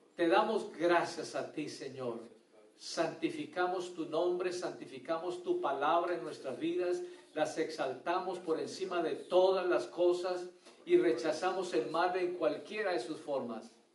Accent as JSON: {"language": "Spanish", "country": "Colombia", "tie": "born or raised there", "moved": "yes", "said": "Allá en mi pueblo, en Colombia"}